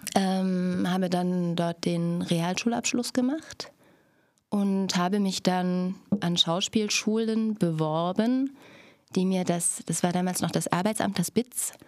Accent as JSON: {"language": "German", "town": "Stadtroda", "region": "Thuringia", "country": "Germany", "tie": "born or raised there", "also_born_or_lived": "Berlin", "moved": "as an adult", "lives_now": "Cottbus, Germany", "said": "ich lebte in Stadtroda, bin dort zur Schule gegangen"}